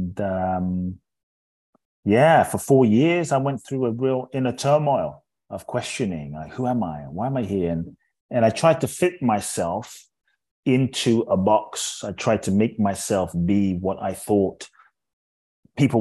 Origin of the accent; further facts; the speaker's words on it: London, United Kingdom; also born or lived in Ghana; now in Los Angeles, United States; My father's from Ghana. My mother's Japanese. I grew up in London. I live in Los Angeles